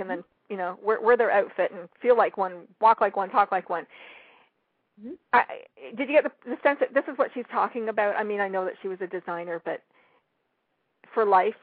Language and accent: English; Canada; I'm from Canada